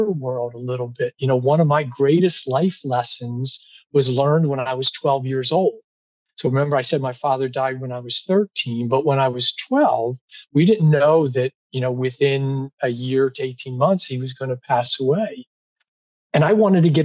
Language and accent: English; near Atlantic City, New Jersey, United States; where I grew up in South Jersey by Atlantic City